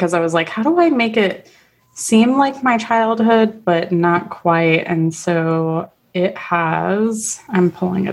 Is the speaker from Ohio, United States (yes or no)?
no; East Coast of Florida near Orlando, United States; moved away as an adult; now in Canada; I grew up on the East Coast near Orlando and, you know, near the Kennedy Space Center.